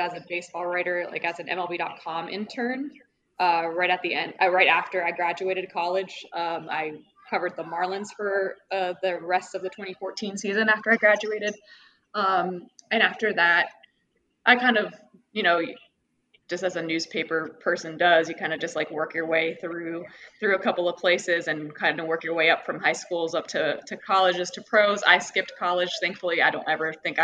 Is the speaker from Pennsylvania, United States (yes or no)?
no; just south of Atlanta, Georgia, United States; I grew up in Atlanta or just south of Atlanta.